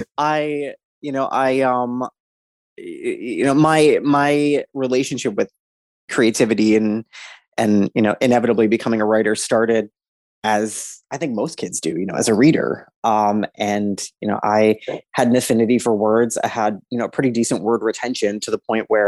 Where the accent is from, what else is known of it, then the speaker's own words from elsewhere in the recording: East Coast, United States; Born and raised on the East Coast